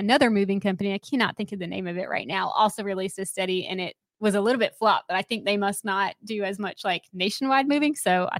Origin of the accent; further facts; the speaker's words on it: Hillsborough, North Carolina, United States; I went to Orange High School growing up in Hillsboro, and it's definitely changed a lot.